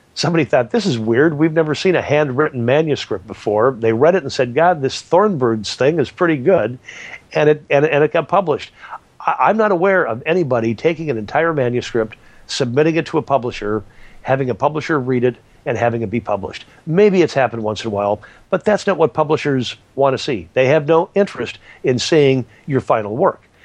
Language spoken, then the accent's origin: English; California, United States; I'm from California.